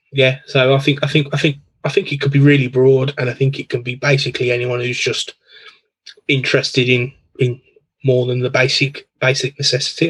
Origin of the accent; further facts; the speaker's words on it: Birmingham, West Midlands, United Kingdom; I'm from Birmingham in the UK. So um, yeah, born here, grew up here, um, live here now still